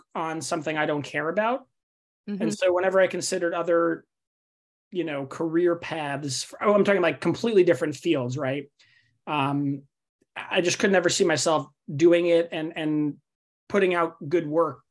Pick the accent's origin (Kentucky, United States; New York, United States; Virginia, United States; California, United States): New York, United States; New York City; moved away; also born or lived in Davis; I grew up in Staten Island, New York, which is the forgotten borough of New York City